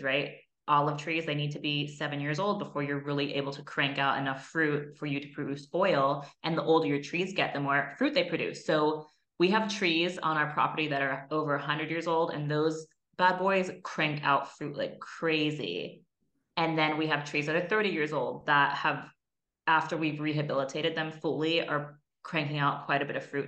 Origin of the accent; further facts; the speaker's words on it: Oakland, California, United States; moved away; also born or lived in Barcelona; I'm from Oakland